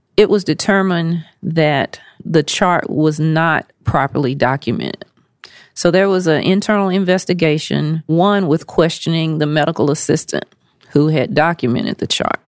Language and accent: English; Nashville, Tennessee, United States; moved away as an adult; now in Memphis, United States; I am a native Nashvilleian and currently living in Memphis, Tennessee.